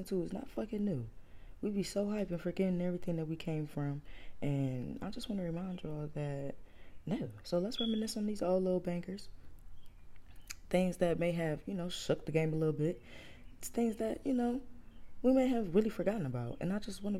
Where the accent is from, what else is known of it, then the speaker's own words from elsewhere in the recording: Cleveland, Ohio, United States; I'm from Cleveland